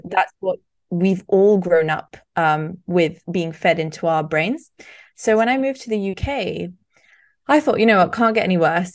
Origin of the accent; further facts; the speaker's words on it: Barcelona, Catalonia, Spain; now in United Kingdom; growing up in Spain, it is in many ways similar to growing up in the U K